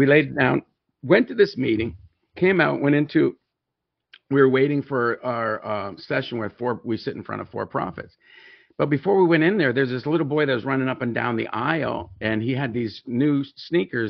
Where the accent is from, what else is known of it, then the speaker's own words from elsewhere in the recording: Tyendinaga Mohawk Territory, Ontario, Canada; As many of you know, that I'm a Mohawk. I was raised on the Tandanega Mohawk territory